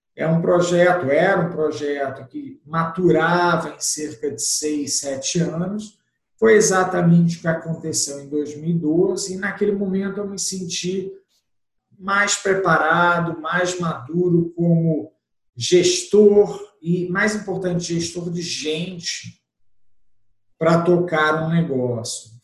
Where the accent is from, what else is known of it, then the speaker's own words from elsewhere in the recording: Rio de Janeiro, Brazil; accent: carioca (implied); o sotaque não vai negar, eu comecei no Rio de Janeiro em 1990